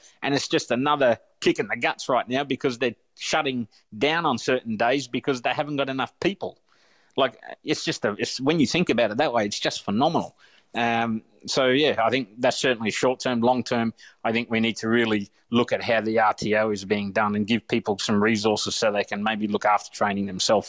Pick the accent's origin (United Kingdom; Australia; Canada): Australia; I'm an Aussie as they come. I'm fourth generation Australian. So, but I've travelled a little bit, so I see things in different perspectives.